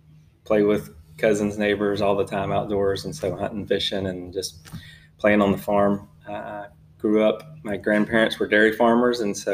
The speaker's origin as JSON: {"language": "English", "town": "Franklinton", "region": "Louisiana", "country": "United States", "tie": "born or raised there", "moved": "yes", "lives_now": "Texas, United States", "said": "I grew up in Louisiana, born and raised just north of New Orleans, and grew up in rural, and so enjoyed the outdoors."}